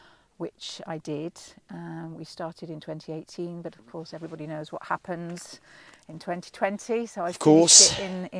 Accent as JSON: {"language": "English", "town": "Leeds", "region": "Yorkshire and the Humber", "country": "United Kingdom", "tie": "born or raised there", "also_born_or_lived": "Manchester", "said": "when I was a very small child, we moved from Manchester, which is my native town, to Yorkshire. And I was only 5 at the time, but apparently, according to my mother, within about 3 weeks of being there, I was talking in a broad Leeds accent."}